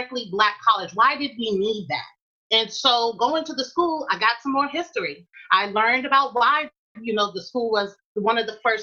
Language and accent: English; New York City, New York, United States; moved away as an adult; also born or lived in Durham, North Carolina; I'm from Queens, New York, and I grew up in an environment where it was largely African-American